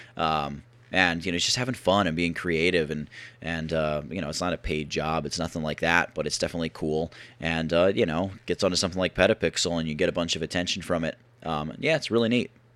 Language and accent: English; Philadelphia, Pennsylvania, United States; I'm from the Philadelphia area